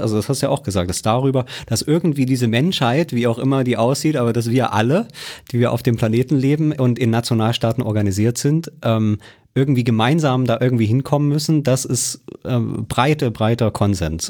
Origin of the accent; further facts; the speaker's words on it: Germany; wir Deutschen